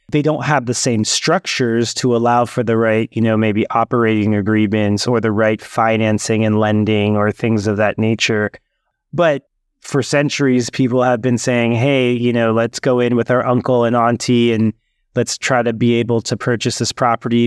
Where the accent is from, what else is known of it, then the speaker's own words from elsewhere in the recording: Bay Area, California, United States; also born or lived in Oakland / Berkeley; I grew up in the Bay Area, um, was born in Oakland, and then we, our first home was then in Berkeley